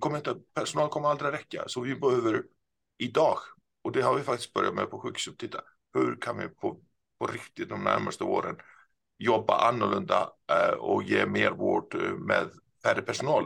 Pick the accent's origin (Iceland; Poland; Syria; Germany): Iceland; Swedish is a second language; moved away as an adult; also born or lived in Gothenburg, Sweden; now in Stockholm, Sweden; det som kanske några hör så är jag inte svensk. Jag eh, är född och uppvuxen på Island